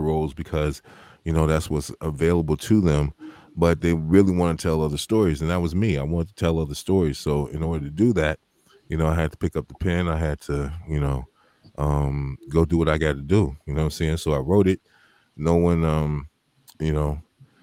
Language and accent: English; Chicago, Illinois, United States; Born and raised Southside